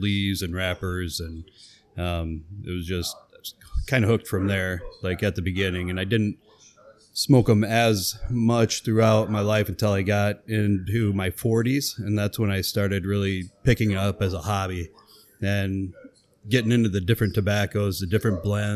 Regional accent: Wilton, Iowa, United States; I grew up in Wilton, Iowa, which is 30 miles to the west.

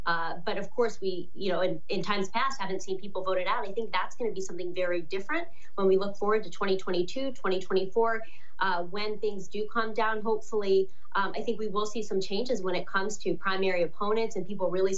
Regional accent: Ohio, United States; They're out of touch with people here in my home state of Ohio.

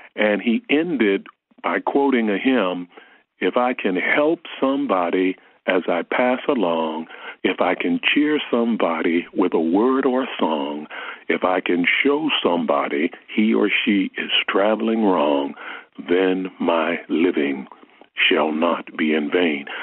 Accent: Baltimore, Maryland, United States; I grew up in Baltimore, Maryland, so I was a teenager when the famous March on Washington occurred

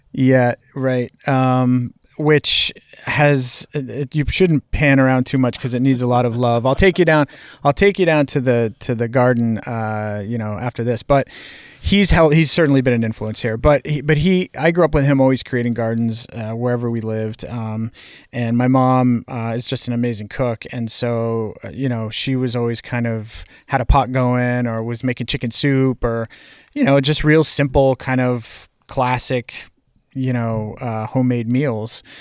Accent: Boston, Massachusetts, United States; I grow up in Boston

